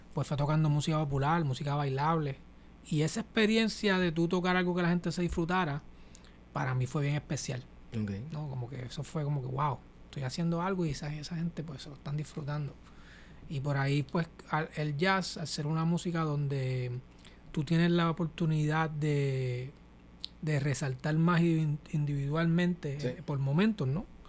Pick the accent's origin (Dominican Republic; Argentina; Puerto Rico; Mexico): Puerto Rico; San Juan; moved away as an adult; also born or lived in Villa Palmera / Carolina, Puerto Rico / Boston; now in New York, United States; Yo soy de, de aquí del área de Santurce. Mi familia, eh, toda mi familia es de residencial Lloren Torres. La familia de mi papá y mi mamá